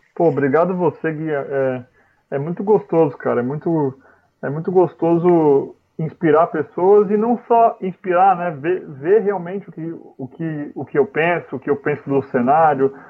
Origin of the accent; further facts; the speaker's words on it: Brazil; moved away as an adult; now in London, United Kingdom; a nossa vida no Brasil